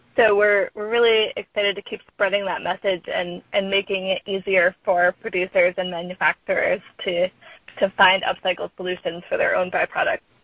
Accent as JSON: {"language": "English", "town": "Sandwich", "region": "Massachusetts", "country": "United States", "moved": "yes", "lives_now": "Oakland, United States", "said": "I'm originally from Massachusetts from a town called Sandwich"}